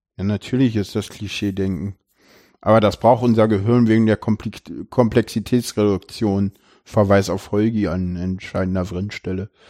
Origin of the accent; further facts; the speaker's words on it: Berlin, Germany; ich bin in Köpenick geboren, aufgewachsen